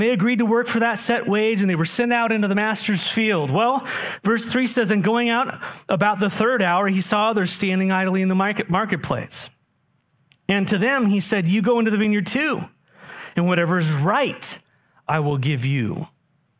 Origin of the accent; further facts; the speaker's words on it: San Diego, California, United States; moved away; when I grew up in San Diego